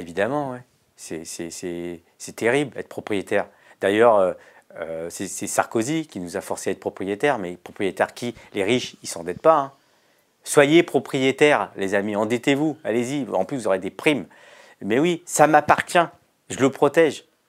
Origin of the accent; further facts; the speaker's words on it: France; je suis né en France et que mon petit club de quartier, il était subventionné